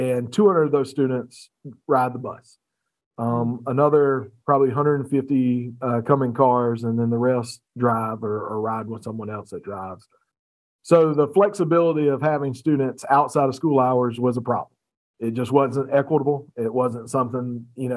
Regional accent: Batesburg-Leesville, South Carolina, United States; also born or lived in Berkeley County, South Carolina; I'm a 1997 graduate of Batesburg-Leesville. Did a little work in the Low Country in Berkeley County as dropout prevention specialist, and had some fun there and was able to come back home and make a difference in my hometown

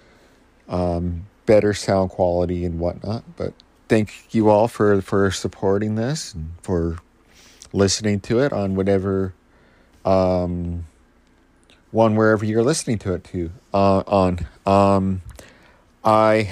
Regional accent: Canada; I'm Canadian

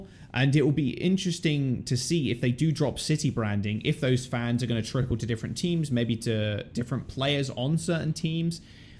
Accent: Boston, Massachusetts, United States; oh, I'm from Boston.

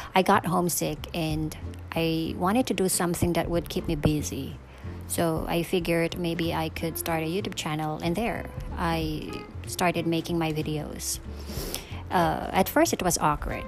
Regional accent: Philippines; moved away as an adult; now in Seoul, South Korea; I'm from the Philippines.

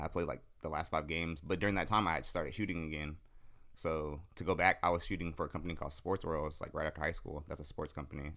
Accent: San Jose, California, United States; I'm from the East Side of San Jose.

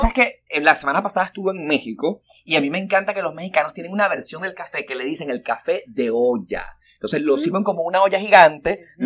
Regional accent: Venezuela; now in Miami, United States; soy súper venezolano

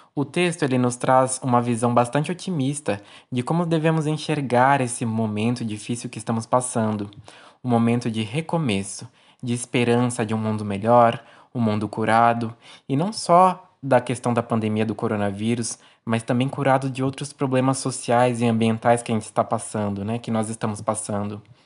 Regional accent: São Sebastião, São Paulo, Brazil; eu sou natural daqui da cidade de São Sebastião, litoral norte do estado de São Paulo.

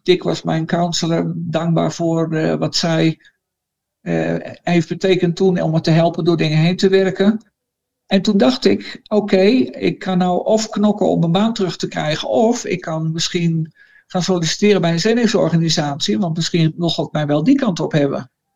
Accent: Randwijk, Gelderland, Netherlands; moved away as an adult; now in La Paz, Bolivia; Ik ben geboren in Randwijk. Ik dacht dat er toen niet van twaalfhonderd mensen woonden onder aan de dijk. Net buiten het dorp, daar, eh, daar ben ik opgegroeid, op het platteland.

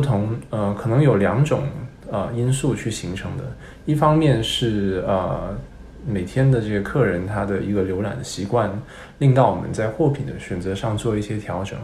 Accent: Hong Kong; first language Cantonese; Chinese is a second language; moved away as an adult; also born or lived in United States / Beijing; 其实是我还没有去过北京呢，我是在香港长大的

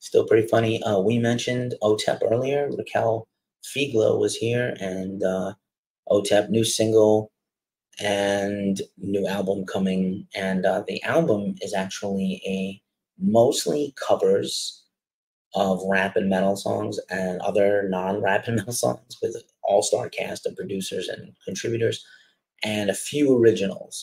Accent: New York City, New York, United States; my hometown, the Bronx, New York.

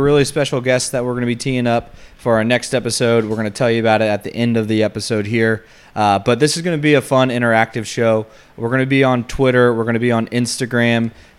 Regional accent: Kansas City, United States; I am born and raised in Kansas City. I would say I have lived most of my life, the majority now, on the Kansas side of the state line.

